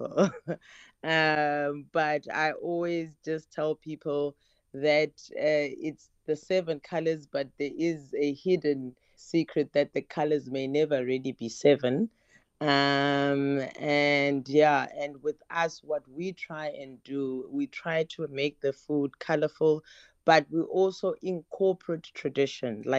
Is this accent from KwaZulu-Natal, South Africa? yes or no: no; Eastern Cape, South Africa; now in Cape Town, South Africa; being in Cape Town, I came from the Eastern Cape